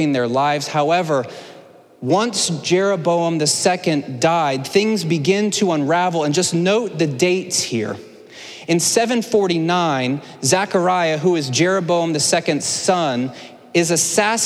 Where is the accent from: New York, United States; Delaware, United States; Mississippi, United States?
Delaware, United States; Laurel; I'm from Laurel, Delaware.